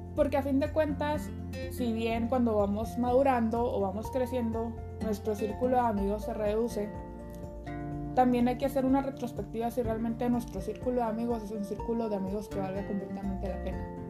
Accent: Chihuahua, Mexico; soy originaria de Chihuahua, Chihuahua

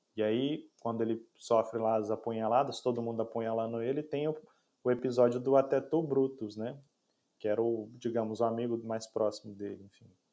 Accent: Brazil; nós somos brasileiros

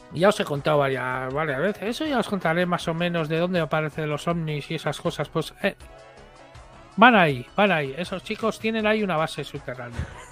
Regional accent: Pasaia, Basque Country, Spain; mi pueblo, pero en el pueblo, en, pasajes, en Trincherpe

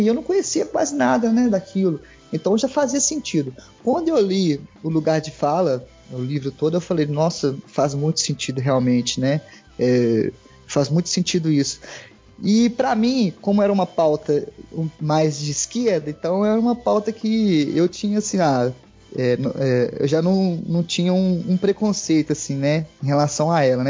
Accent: Divinópolis, Minas Gerais, Brazil; also born or lived in Belo Horizonte / Contagem / São João del-Rei; nasci em Belo Horizonte, morei em outras cidades, Contagem, passei a maior parte da minha vida em Divinópolis

